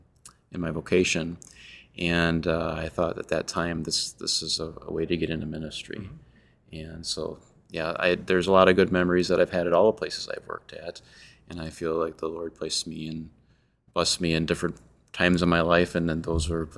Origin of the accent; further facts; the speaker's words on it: Lomira, Wisconsin, United States; I was raised in Lamira, Wisconsin, where my father was the pastor